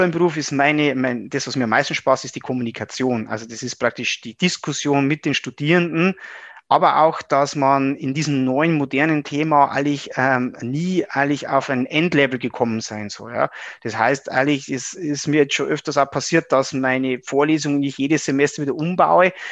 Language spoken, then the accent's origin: German; Regensburg, Bavaria, Germany; bin ein Oberpfälzer, ähm, hier in äh, Regensburg im Landkreis aufgewachsen